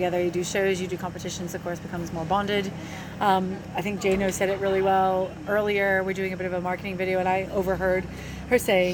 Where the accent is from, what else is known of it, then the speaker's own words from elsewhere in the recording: United States; now in Australia; being American